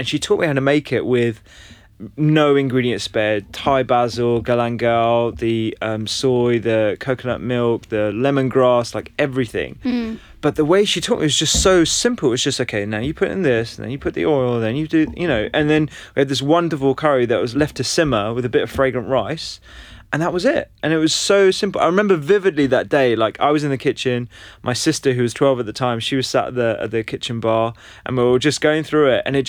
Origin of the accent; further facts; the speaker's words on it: London, United Kingdom; Yeah, I was brought up in London.